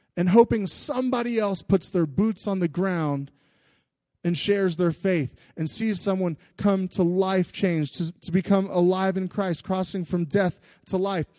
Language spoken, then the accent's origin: English; United States; especially to us in America.